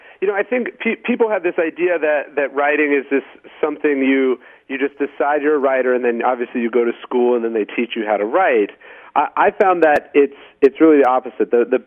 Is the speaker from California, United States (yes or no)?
yes; Sacramento, California, United States; I grew up in Sacramento